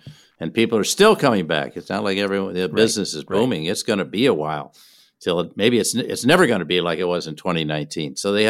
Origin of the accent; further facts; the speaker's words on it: Minneapolis, Minnesota, United States; In Minneapolis, my hometown, we had the killing of George Floyd by police officers.